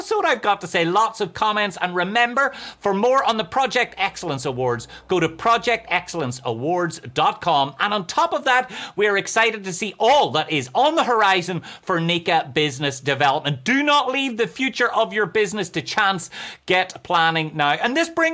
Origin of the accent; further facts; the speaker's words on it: Ireland; accent: Irish; that's how we say cowboy in Ireland